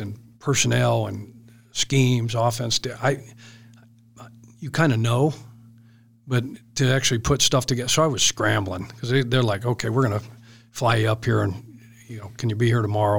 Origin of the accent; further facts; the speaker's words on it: Boulder, Colorado, United States; also born or lived in Wyoming; born and raised in Boulder, Colorado.